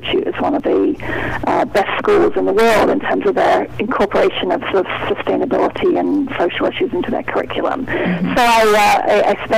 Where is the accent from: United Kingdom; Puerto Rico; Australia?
United Kingdom; moved away as an adult; now in New England, United States; I'm not originally from the New England area, but I've been working hard on my New England accent for a couple of decades now. But I grew up in the United Kingdom